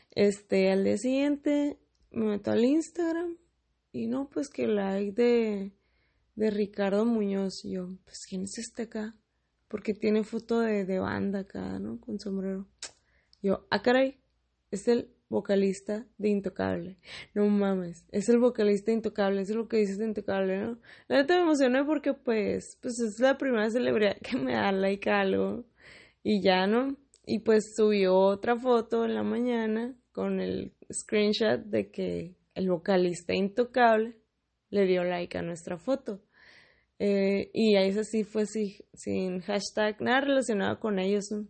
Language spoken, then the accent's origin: Spanish; Mexicali, Baja California, Mexico; soy de Mexicali, la capital de Baja California